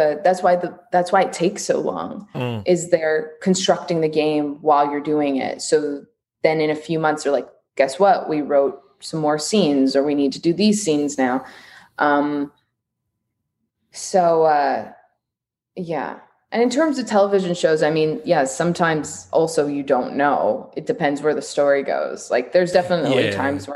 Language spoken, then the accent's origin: English; Canada; I'm Canadian and I work on a lot of American things.